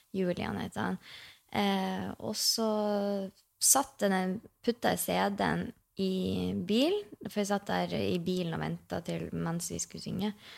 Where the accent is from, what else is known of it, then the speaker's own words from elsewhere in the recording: Mosjøen, Nordland, Norway; Jeg bodde jo hjemme i Mosjøen